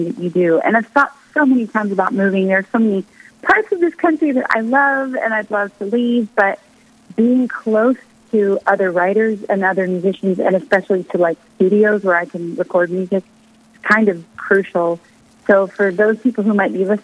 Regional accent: United States; now in Nashville, United States; I'm an American

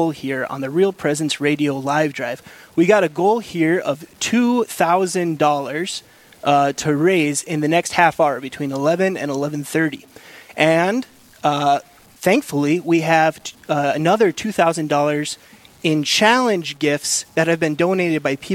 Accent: Minnesota, United States; also born or lived in North Dakota; now in Aberdeen, United States; I'm originally from Minnesota, but I lived in North Dakota for 10 years before coming down here to South Dakota

